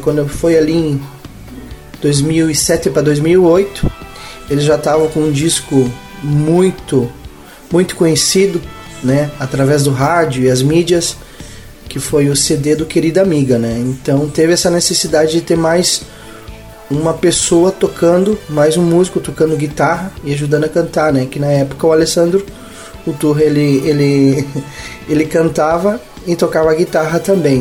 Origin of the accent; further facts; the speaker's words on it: Palmeira das Missões, Rio Grande do Sul, Brazil; Eu nasci em Palmeira das Missões, sou natural de Palmeira das Missões, noroeste do estado